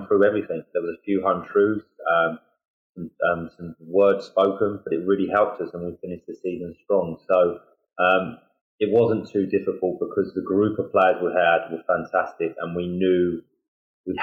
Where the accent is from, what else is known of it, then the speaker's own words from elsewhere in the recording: Hastings, South East England, United Kingdom; I'm from Hastings